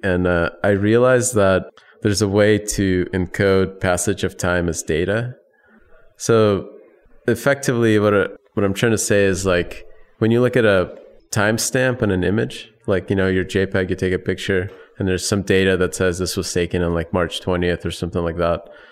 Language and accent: English; Chicago, Illinois, United States; also born or lived in Soviet Union / Ukraine; I was born in the Soviet Union. When I left, it was, uh, right after the whole thing fell apart. I still had a Soviet passport, but I grew up in, in the Chicago area